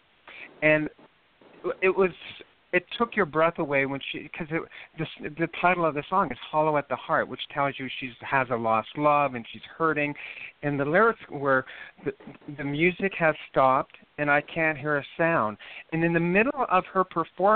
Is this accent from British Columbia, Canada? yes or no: no; Moose Jaw, Saskatchewan, Canada; I was born in a place called Moose Jaw, Saskatchewan